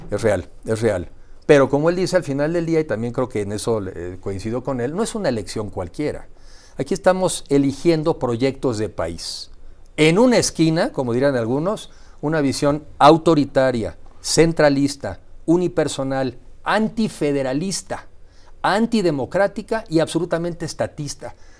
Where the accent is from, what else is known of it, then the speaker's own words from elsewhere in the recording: Mexico; como mexicanos